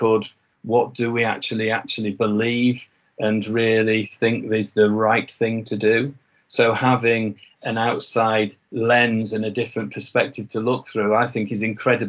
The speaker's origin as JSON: {"language": "English", "region": "Yorkshire and the Humber", "country": "United Kingdom", "accent": "Yorkshire", "said": "I think I can get away with saying that because of my fading Yorkshire accent."}